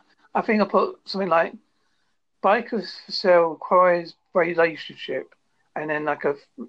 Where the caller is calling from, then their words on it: Holsworthy, South West England, United Kingdom; I'm calling from United Kingdom, a place called Holsworthy in Devon.